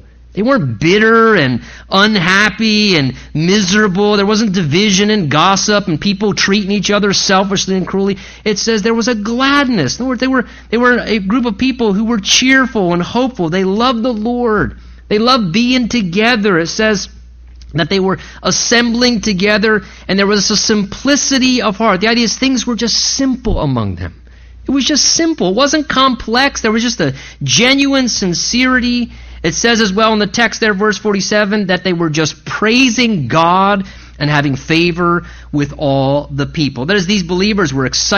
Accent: United States; American Christians

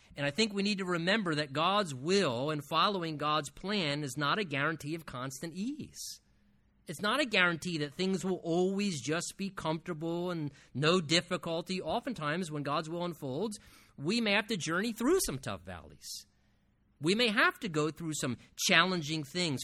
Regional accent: United States; as Americans

